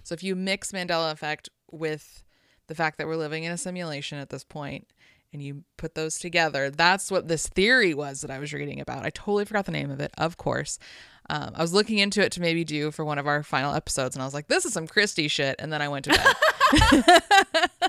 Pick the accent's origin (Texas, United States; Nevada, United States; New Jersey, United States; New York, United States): Nevada, United States; Las Vegas; born or raised there